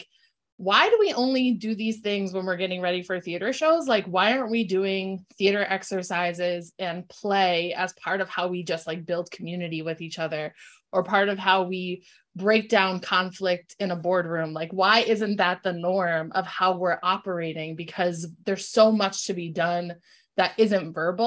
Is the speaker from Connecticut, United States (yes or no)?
yes; Bristol, Connecticut, United States; also born or lived in New Britain, Connecticut; I grew up in Bristol, Connecticut with, I'm the child of an interracial marriage